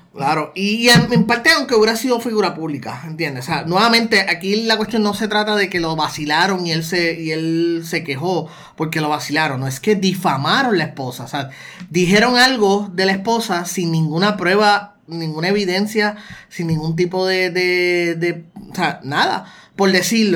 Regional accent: Puerto Rico; also born or lived in United States; nosotros como puertorriqueños

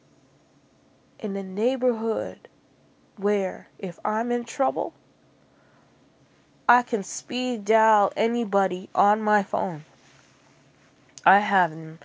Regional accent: Jamaica; accent: Jamaican; my Jamaican accent

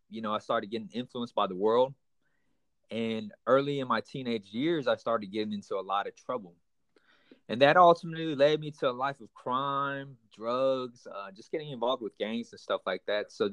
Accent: Houston, Texas, United States; also born or lived in Panama City; I'm I'm I'm Vietnamese American, so I was born here in the states. Actually, I was born in Panama City. We uh, moved over to Houston, Texas, at an early young age. So I've been born and raised. I mean, I've been raised up in Houston, Texas, for the majority of my life.

